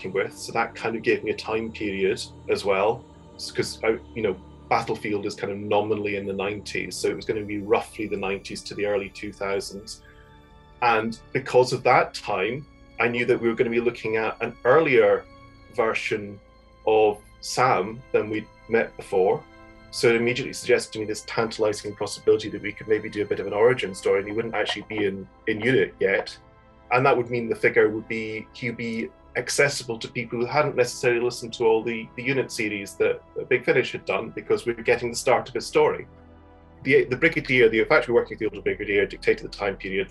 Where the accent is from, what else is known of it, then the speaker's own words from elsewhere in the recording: Fife, Scotland, United Kingdom; also born or lived in Edinburgh / Kirkintilloch; I come from Edinburgh originally, but I kind of grew up largely in Fife, also a number of years in Kirkintilloch outside Glasgow